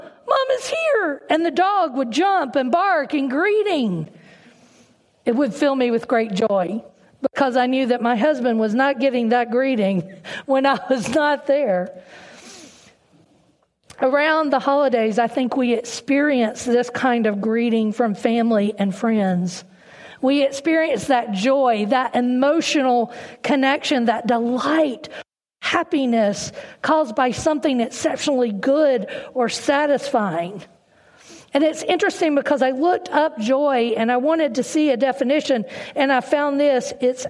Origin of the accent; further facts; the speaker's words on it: North Carolina, United States; accent: southern twang; now in Northern Virginia, United States; I was born and raised in North Carolina, and so there's a little bit of a southern twang in my voice. My husband Todd and I have lived in Northern Virginia for almost 30 years.